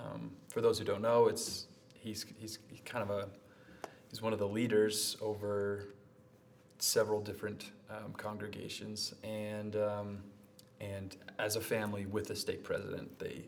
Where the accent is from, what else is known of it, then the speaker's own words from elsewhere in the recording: Caldwell, Idaho, United States; moved away as an adult; now in Provo, United States; So I am from Idaho, a little town called Caldwell. It's just outside of Boise. Lived there my whole life.